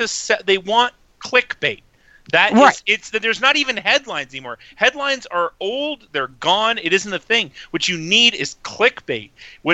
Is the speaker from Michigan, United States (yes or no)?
no; Montana, United States; I'm from Montana